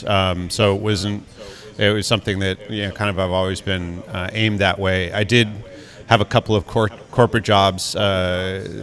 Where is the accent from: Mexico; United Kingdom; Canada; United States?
United States; Marblehead, Massachusetts; now in Connecticut, United States; In a little town called Marblehead